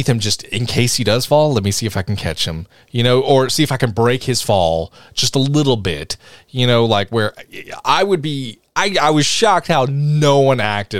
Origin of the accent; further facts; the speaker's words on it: the South, United States; I'm from the South.